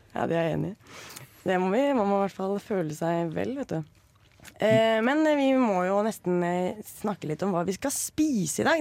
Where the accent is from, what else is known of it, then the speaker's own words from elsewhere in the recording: Norway; jeg er forresten, norsk